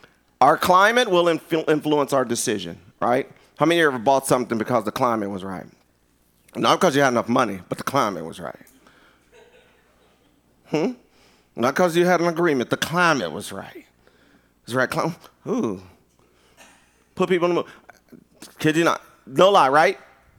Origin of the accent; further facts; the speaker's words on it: Philadelphia, Pennsylvania, United States; I'm from Philly.